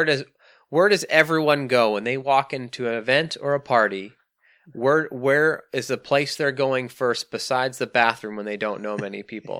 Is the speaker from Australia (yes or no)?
no; Canada; accent: Canadian; Mukattam is how I would pronounce it in my Canadian lazy accent.